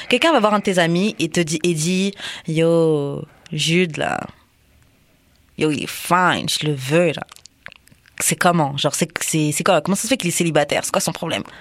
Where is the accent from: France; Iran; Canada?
France; moi, je suis de France